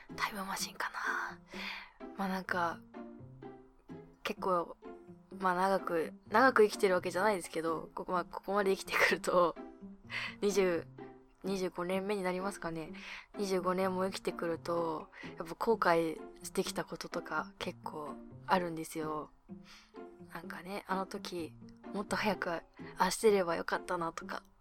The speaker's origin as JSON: {"language": "Japanese", "town": "Abashiri", "region": "Hokkaido", "country": "Japan", "tie": "born or raised there", "said": "私、まあ、地元が北海道の網走市なんですけど"}